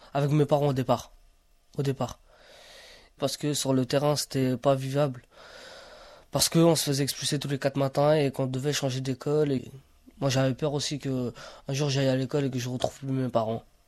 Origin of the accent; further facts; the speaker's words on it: Romania; now in France; en Roumanie, quand j'allais à l'école, je me demandais pas si j'étais Rom ou j'étais Roumain